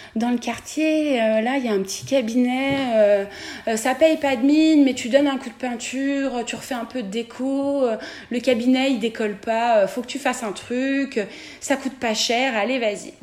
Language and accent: French; Beaujolais, Auvergne-Rhône-Alpes, France; moved away as an adult; also born or lived in Marseille; now in Geneva, Switzerland; j'ai grandi au pied du Beaujolais.